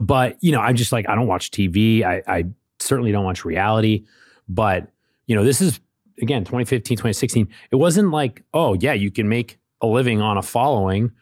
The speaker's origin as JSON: {"language": "English", "region": "New Hampshire", "country": "United States", "said": "I'm from New Hampshire"}